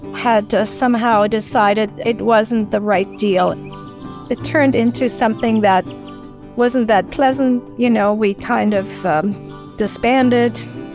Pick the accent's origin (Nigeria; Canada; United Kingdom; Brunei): Canada; being Canadian, we had too much cold weather